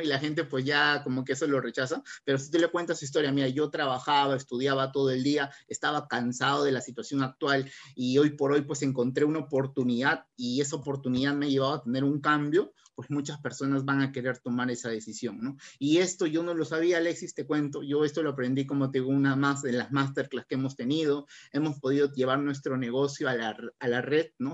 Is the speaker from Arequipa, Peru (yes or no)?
no; Barranca, Lima, Peru; somos de acá de Barranca